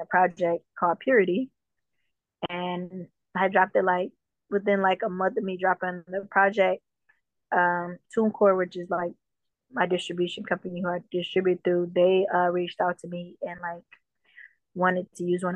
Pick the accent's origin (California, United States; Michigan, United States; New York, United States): Michigan, United States; Detroit; also born or lived in Jamaica; I grew up in Detroit